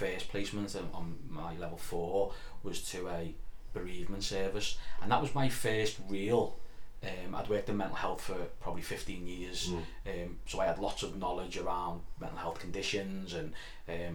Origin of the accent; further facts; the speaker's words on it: Liverpool, North West England, United Kingdom; I'm glad I'm from Liverpool